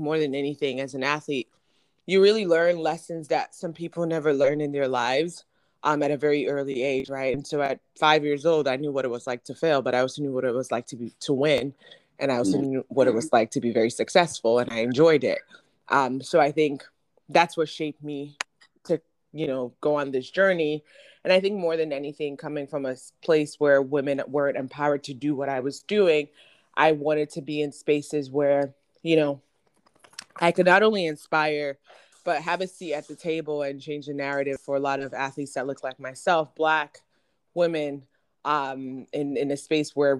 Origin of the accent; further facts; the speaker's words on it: Ghana; moved away; I was born and raised in Ghana